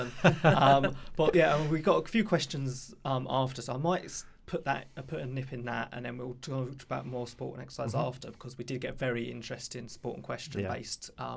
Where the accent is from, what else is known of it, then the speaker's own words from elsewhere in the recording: London, United Kingdom; I come from Southeast London